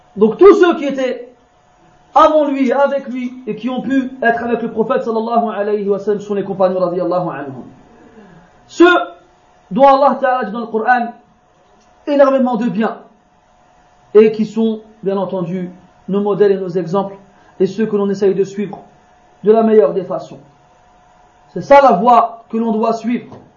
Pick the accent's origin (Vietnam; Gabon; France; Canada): France; je suis né, moi, je suis né en France. Hein, je suis un Français